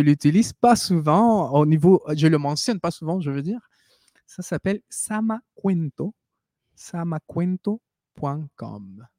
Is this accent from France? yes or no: no; Peru; French is a second language; now in Quebec, Canada; nous on se considère des Péruviens